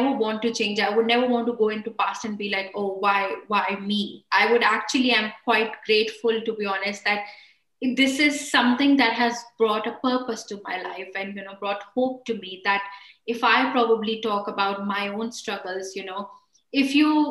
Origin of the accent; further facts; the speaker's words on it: India; moved away as an adult; now in United Kingdom; I was born and raised in India